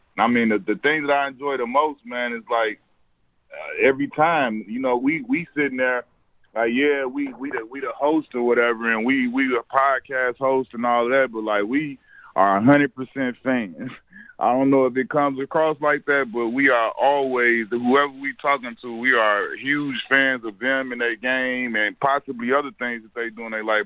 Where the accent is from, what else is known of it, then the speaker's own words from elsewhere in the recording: Chicago, Illinois, United States; I grew up in Chicago